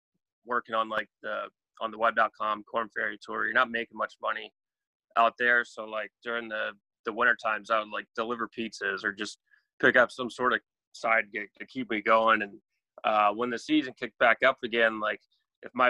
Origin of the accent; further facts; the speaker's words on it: Charleston, South Carolina, United States; So I love living here. Love growing up here